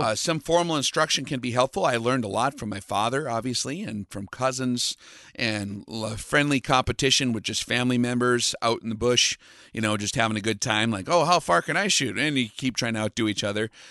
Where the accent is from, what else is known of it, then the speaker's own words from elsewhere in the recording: western United States, United States; the western part of uh, the United States where I grew up